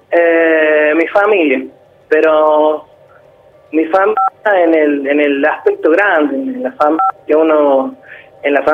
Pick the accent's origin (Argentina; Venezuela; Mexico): Argentina; Ulapes, La Rioja; Sí, yo soy de La Rioja. Particularmente soy de una localidad que se llama Ulapes, al sur de La Rioja.